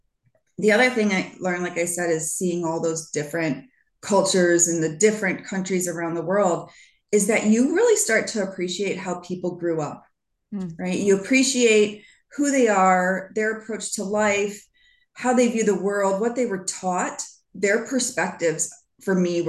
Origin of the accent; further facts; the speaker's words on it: Michigan, United States; as a Midwesterner in the US, growing up in Michigan